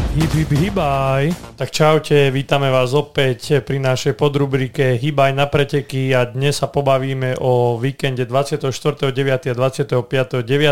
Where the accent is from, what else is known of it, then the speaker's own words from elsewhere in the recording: Zvolenská Slatina, Banská Bystrica Region, Slovakia; do môjho rodiska, do Zvolenskej Slatiny